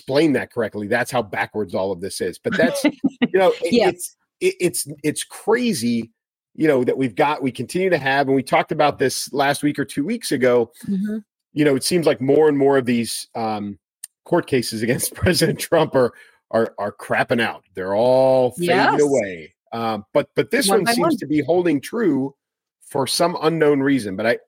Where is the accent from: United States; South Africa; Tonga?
United States; Chicago, Illinois; I'm a kid from Chicago